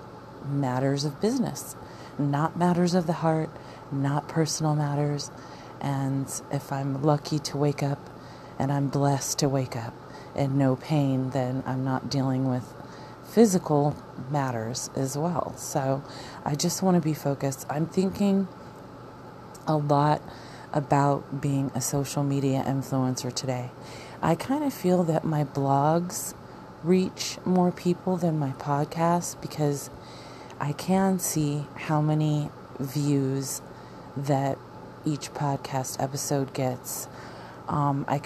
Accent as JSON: {"language": "English", "region": "Arizona", "country": "United States", "moved": "yes", "said": "we're from Arizona"}